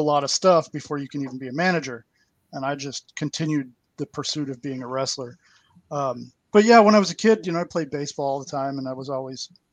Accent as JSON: {"language": "English", "town": "Chicago", "region": "Illinois", "country": "United States", "moved": "yes", "said": "I'm originally from Chicago, we would go to the Hammond Civic Center"}